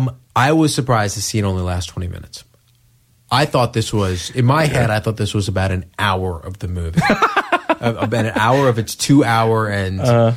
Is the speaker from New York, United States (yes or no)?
yes; New York, United States; I'm from the area, so I know, sure. How cheesy that area is.